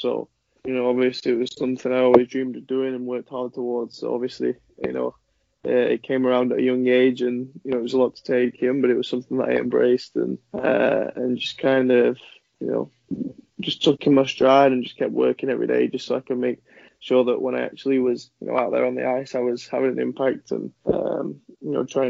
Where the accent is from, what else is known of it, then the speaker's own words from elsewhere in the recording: England, United Kingdom; So, it's something that I think every kid growing up in England who plays hockey wants to be a part of.